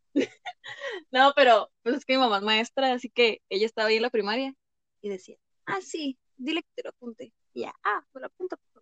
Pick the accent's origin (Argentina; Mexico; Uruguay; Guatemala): Mexico; nací en México